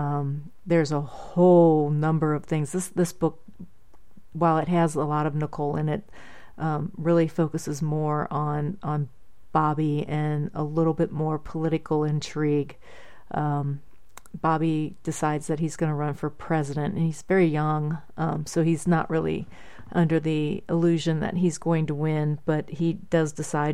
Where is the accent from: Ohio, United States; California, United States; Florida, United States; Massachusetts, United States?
Ohio, United States; Middletown; And I'll be having some in my hometown of Middletown, Middletown, Ohio, at various places there.